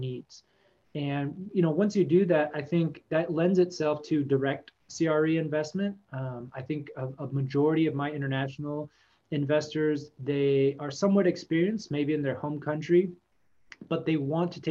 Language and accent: English; Texas, United States; I grew up in Texas